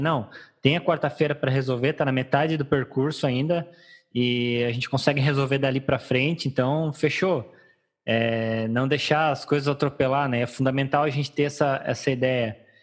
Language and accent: Portuguese; Rio Grande do Sul, Brazil; eu não sou gaúcho que toma chimarrão no verão